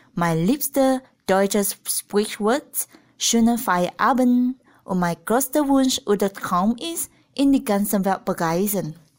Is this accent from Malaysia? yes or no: yes; Malaysia; German is a second language; moved away as an adult; now in Germany; Ich komme aus Malaysia und ich bin in 1992 geboren